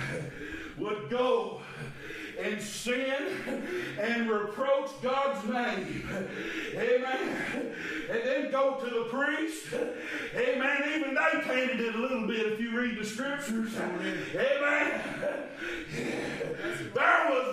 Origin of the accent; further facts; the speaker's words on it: Chestnut Grove, United States; When I was a little feller, growing up in Chestnut Grove